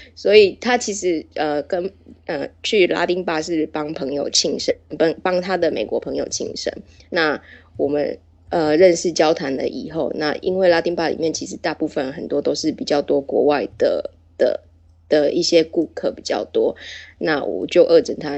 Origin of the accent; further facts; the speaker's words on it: Taichung, Taiwan; moved away as an adult; also born or lived in Taipei / Shenzhen; now in Shanghai, China; 我是台湾人，我来自，呃，我来自台中。那因为之前有一些工作的关系，我其实从大学毕业以后，我就是在台北工作。那因为公司扩展的关系，所以我到了，呃，大陆这边来